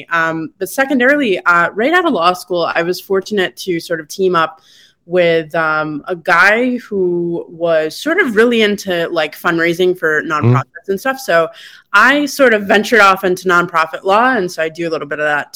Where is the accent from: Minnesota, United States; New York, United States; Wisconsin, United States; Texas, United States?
New York, United States; Syracuse; moved away; I'm so proud to be from Syracuse